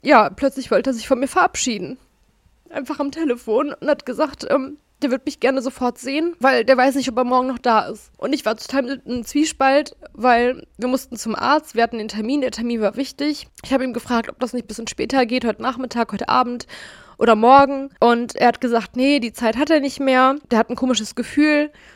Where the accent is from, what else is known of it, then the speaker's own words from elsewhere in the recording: Gelsenkirchen, North Rhine-Westphalia, Germany; ich hatte als kleines Kind immer eine Dauerkarte für die Zoom-Erlebniswelt, ehemals Ruhrzoo, falls ihr den kennt, hier bei uns in Gelsenkirchen